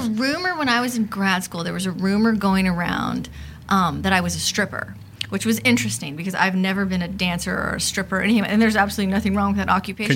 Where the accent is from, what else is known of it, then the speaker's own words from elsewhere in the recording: Los Angeles, California, United States; I am a sociologist, uh, born and raised in Los Angeles